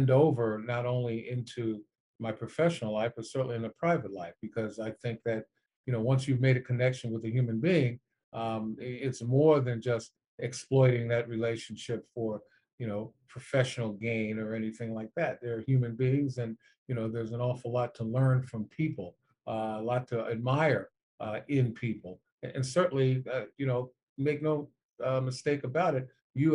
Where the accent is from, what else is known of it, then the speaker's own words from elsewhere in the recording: New York City, New York, United States; growing up in New York City, I was a television child